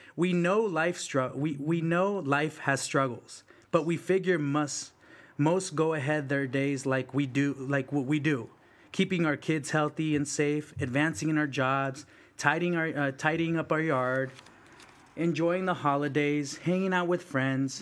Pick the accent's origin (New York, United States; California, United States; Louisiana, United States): California, United States; South San Francisco; English is a second language; also born or lived in El Salvador; I came to the United States, Mission District, San Francisco. Um, then you know I, I was you know I, I learned English, went to went to kindergarten in South San Francisco, and uh, all middle school, high school in South City. Um, so I'm very much a Bay kid.